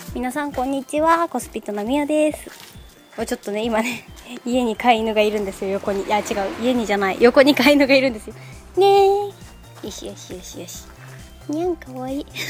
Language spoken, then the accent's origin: Japanese; Osaka, Japan; now in Yonago, Japan; 私大阪生まれなんですけど